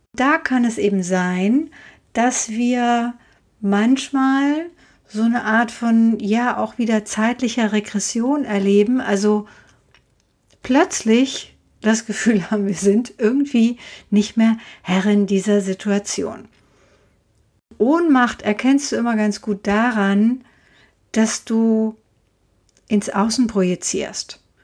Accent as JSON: {"language": "German", "town": "Frankfurt", "region": "Hesse", "country": "Germany", "tie": "born or raised there", "also_born_or_lived": "Hintertaunus", "said": "als 13-Jährige alleine in Frankfurt weiter wohnen zu dürfen"}